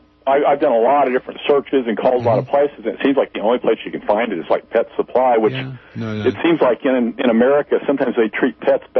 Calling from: Missouri, United States; Yes, this is … from Missouri.

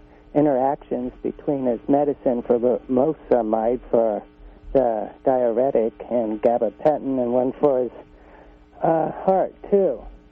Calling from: Whitethorn, California, United States; I'm from Whitethorn.

